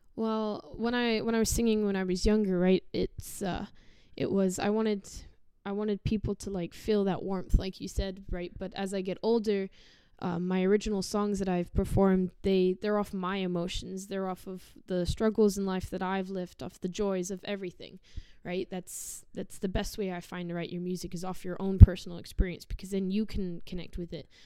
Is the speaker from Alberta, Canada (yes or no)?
yes; Sherwood Park, Alberta, Canada; also born or lived in Chard, Somerset, England; I was born in England, uh, in Somerset Chard. I lived there till I was about seven, and then I moved here, and I've not really been anywhere since. So Sherwood Park's kind of my little nest.